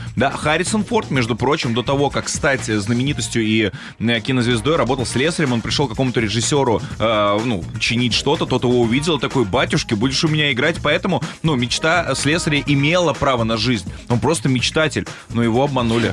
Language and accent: Russian; Kaluga Oblast, Russia; я же из Калужской области